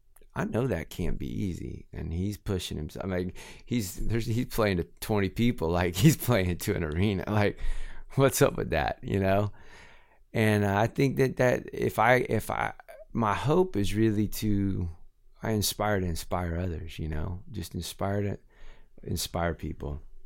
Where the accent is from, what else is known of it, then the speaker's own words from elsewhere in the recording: Inverness, Florida, United States; Well, I grew up in Inverness, Florida.